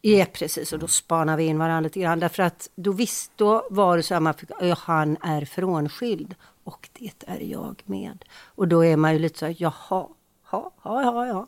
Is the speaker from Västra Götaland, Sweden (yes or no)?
yes; Gothenburg, Västra Götaland, Sweden; vi är från Göteborg